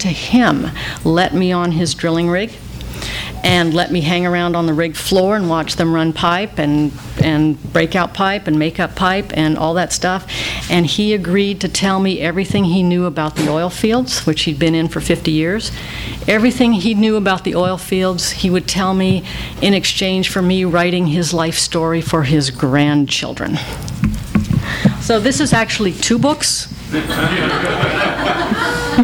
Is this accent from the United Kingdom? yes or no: no; Calgary, Alberta, Canada; moved away; I was up in Calgary, my hometown